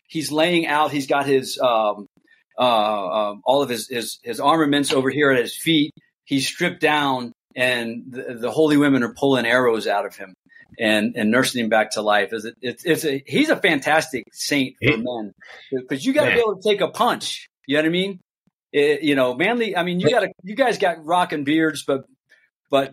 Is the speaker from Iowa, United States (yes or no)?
no; Columbus, Ohio, United States; moved away as an adult; also born or lived in Indiana / Iraq; I'm originally from Columbus, Ohio